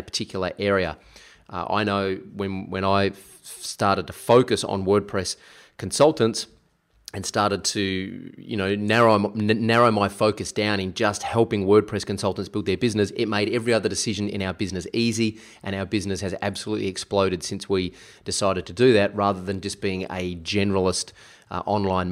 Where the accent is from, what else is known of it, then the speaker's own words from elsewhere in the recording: South Australia, Australia; moved away; I'm actually here in my hometown of South Australia